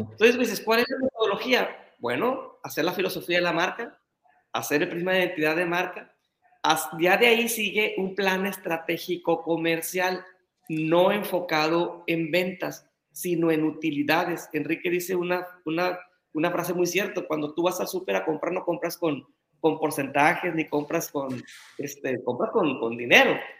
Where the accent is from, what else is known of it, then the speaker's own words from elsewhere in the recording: Navolato, Sinaloa, Mexico; yo soy de Nabolato.